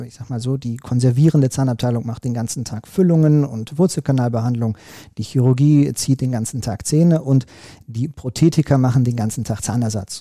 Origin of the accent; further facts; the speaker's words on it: Recklinghausen, North Rhine-Westphalia, Germany; als Kind im Recklinghäuser Kinderorchester die äh, Triangel gespielt habe